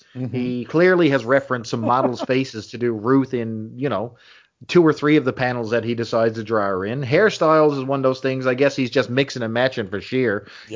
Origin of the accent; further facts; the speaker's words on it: Canada; I'm a Canadian boy